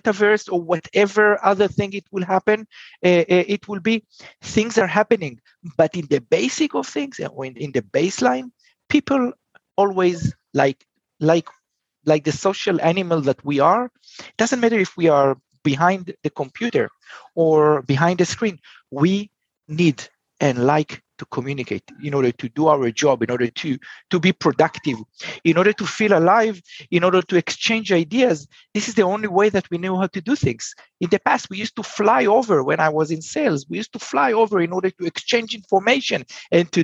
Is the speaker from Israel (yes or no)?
yes; Israel; I'm from Israel